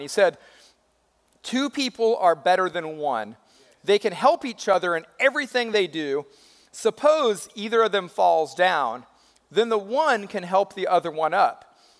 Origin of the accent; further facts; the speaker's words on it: California, United States; moved away as an adult; now in Georgia, United States; I'm originally from California